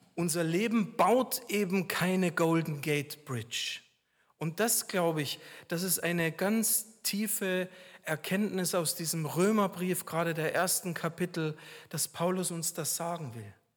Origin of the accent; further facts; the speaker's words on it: Regensburg, Bavaria, Germany; moved away; in meiner Heimat Regensburg